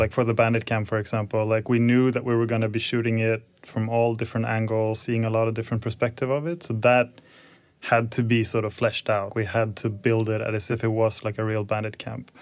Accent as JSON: {"language": "English", "town": "Stockholm", "region": "Stockholm County", "country": "Sweden", "also_born_or_lived": "Copenhagen / Luleå", "moved": "as an adult", "said": "I'm originally from Stockholm, so I moved back in twenty sixteen and been here ever since"}